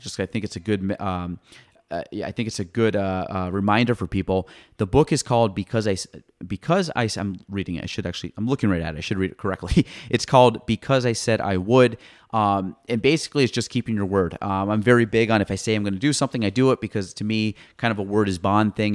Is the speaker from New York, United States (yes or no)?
yes; Clinton County, New York, United States; I grew up in Clinton County my entire life